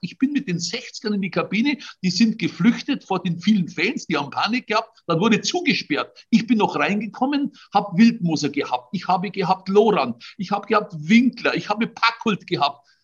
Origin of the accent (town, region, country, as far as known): Trostberg, Bavaria, Germany; born or raised there; accent: Bavarian dialect